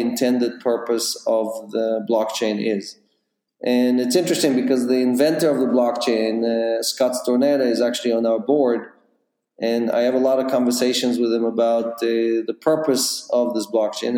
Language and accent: English; Israel; moved away as an adult; also born or lived in Ukraine; now in New York, United States; was born in the Ukraine. I grew up in Israel